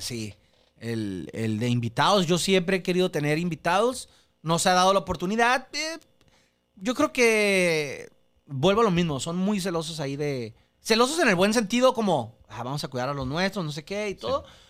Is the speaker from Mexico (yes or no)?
yes; Mexico; soy mexicano